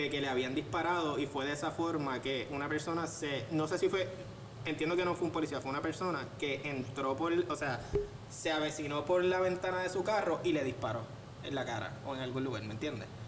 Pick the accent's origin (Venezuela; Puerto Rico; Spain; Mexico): Puerto Rico; que cuando yo llego a Estados Unidos me doy cuenta que no soy negro para ellos. ¿Me entiendes? Yo soy puertorriqueño.